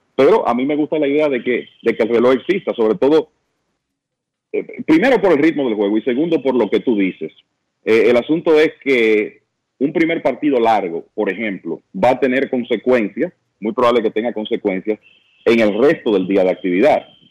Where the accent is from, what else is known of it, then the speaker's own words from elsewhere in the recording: Dominican Republic; yo soy dominicano